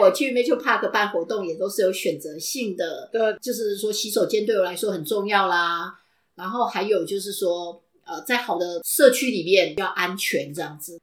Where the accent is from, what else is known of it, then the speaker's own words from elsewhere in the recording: Taiwan; now in Cleveland, United States; 我们台湾人